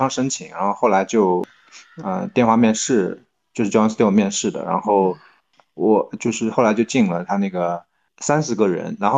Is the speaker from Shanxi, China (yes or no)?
no; Tongxiang, Zhejiang, China; moved away as an adult; also born or lived in Jilin / Beijing; 我我现在在浙江桐乡下面的一个村啊